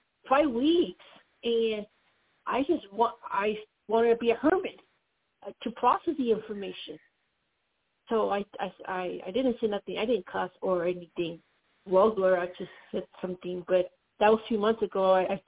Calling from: Colorado, United States; Colorado, calling you from Skype.

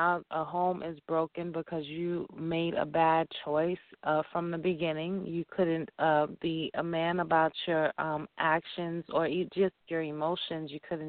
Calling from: Dallas, Texas, United States; I'm calling from Dallas.

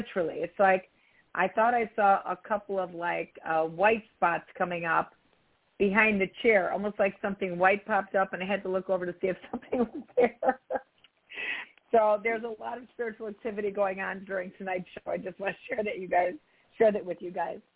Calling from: Philadelphia, Pennsylvania, United States; Hi, this is … calling. I'm calling from Philadelphia, PA.

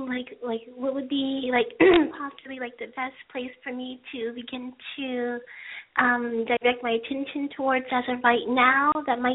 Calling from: Hollywood, California, United States; Right now I'm in Hollywood, California area.

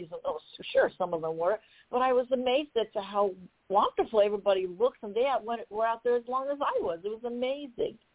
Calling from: Columbus, Ohio, United States; I'm coming calling from Columbus, Ohio.

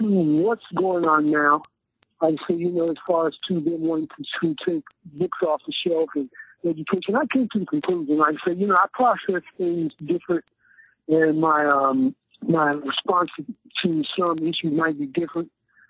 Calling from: Martinez, California, United States; I'm calling from Martinez in the Bay Area, the outer Bay.

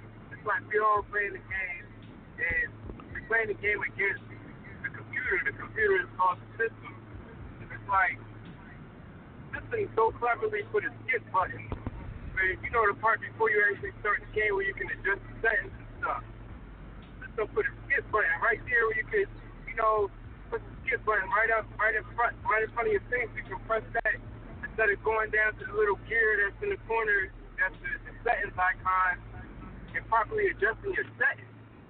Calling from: Philadelphia, Pennsylvania, United States; so this is … calling from Philly.

